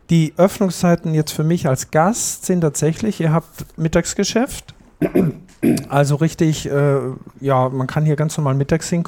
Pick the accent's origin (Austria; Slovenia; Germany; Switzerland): Austria; ich muss als Österreicher natürlich auch noch sagen, neben Fisch gibt es natürlich auch ein sehr leckeres Wiener Schnitzel.